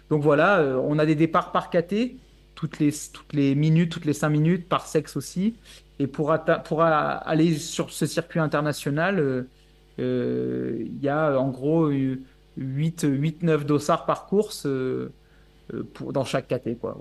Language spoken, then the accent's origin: French; Bourges, Centre-Val de Loire, France; moved away; je viens de Bourges à la base